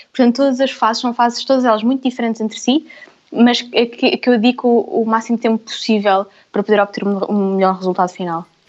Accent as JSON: {"language": "Portuguese", "town": "Vila Franca de Xira", "region": "Lisbon", "country": "Portugal", "tie": "born or raised there", "said": "nasci em Vila Franca e na minha família somos muitas mulheres"}